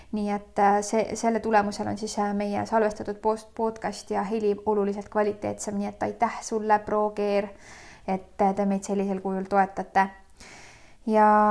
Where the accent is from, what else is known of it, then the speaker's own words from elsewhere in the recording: Loksa, Harju County, Estonia; mina sündisin väikses Eesti linnas nimega Loksa